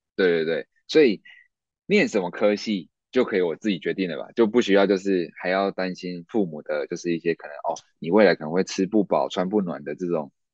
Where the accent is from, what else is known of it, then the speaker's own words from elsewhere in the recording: Taichung, Taiwan; 因为我是住台中，那嗯。清水高中算是成绩还不错的一个高中嗯。那我，我的成绩是能够上台中二中的，但是因为台中二中离我老家无期太远了